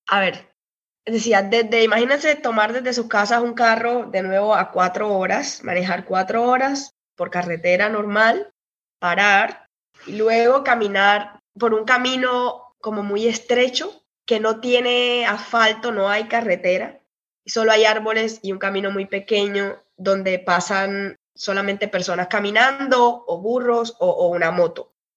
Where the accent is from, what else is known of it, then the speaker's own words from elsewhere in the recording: Cartagena, Bolívar, Colombia; moved away as an adult; also born or lived in Barranquilla, Colombia / Brazil; now in United Kingdom; yo nací en Barranquilla, que queda al norte de Colombia, pero casi toda mi vida eh, estudié en Cartagena